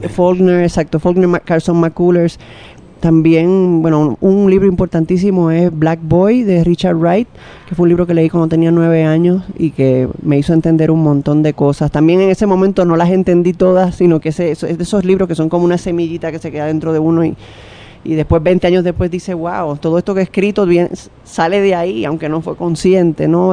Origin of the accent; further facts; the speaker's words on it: Santo Domingo, Distrito Nacional, Dominican Republic; moved away as an adult; desde que me fui de Santo Domingo